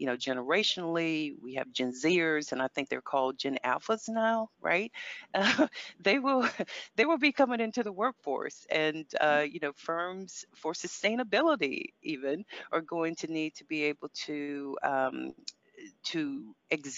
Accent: United States; moved away; I grew up in America. I'm American

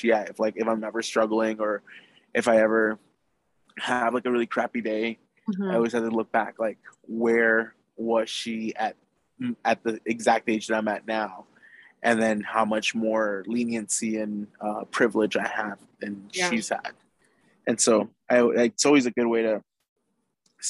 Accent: Naples, Florida, United States; I was born in Naples, Florida

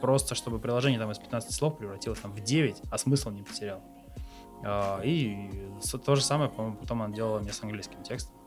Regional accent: Ulyanovsk, Ulyanovsk Oblast, Russia; moved away as an adult; also born or lived in Taganrog / Krasnodar / Kazan; я родился в Ульяновской области, в городе Ульяновске

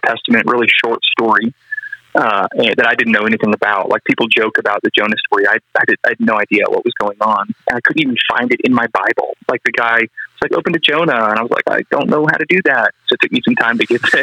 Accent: Colorado, United States; I grew up here in Colorado

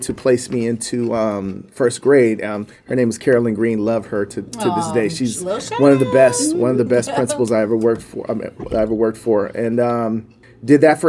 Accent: Banning, California, United States; also born or lived in San Diego; I was born and raised in Banning, California

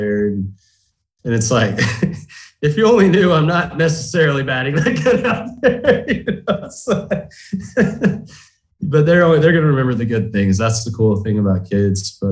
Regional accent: Highlandville, Missouri, United States; also born or lived in Springfield, Missouri; I was born in Springfield, but I was living in the Highlandville area out in the country by the time I could remember. So probably like 4 or 5. So I was in that Highlandville, Spokane school district from kindergarten

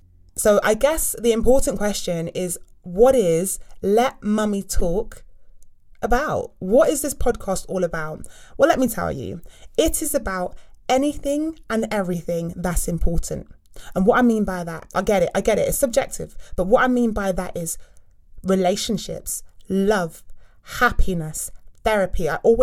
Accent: South West England, United Kingdom; now in London, United Kingdom; as I said earlier, and I live in London. I'm not originally from London. I am not a Londoner. I'm from the West Country. So I talk a bit more like that when I go back home to my family.

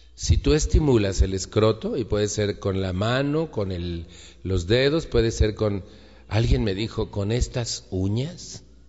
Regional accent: Mexico

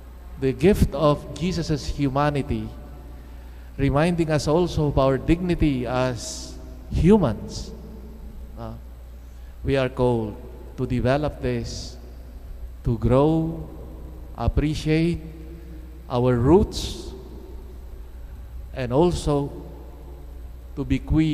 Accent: Philippines; the beautiful culture that we have and traditions that we have as Filipino Christians

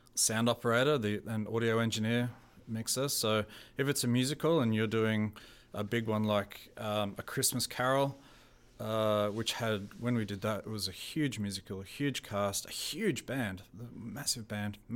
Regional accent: Australia; born or raised there; accent: Australian; also born or lived in New Zealand; now in Canada

